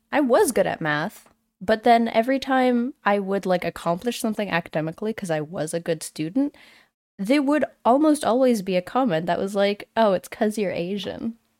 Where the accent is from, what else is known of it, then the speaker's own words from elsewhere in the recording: New Brunswick, Canada; I was born in New Brunswick, and my dad immigrated here from the Philippines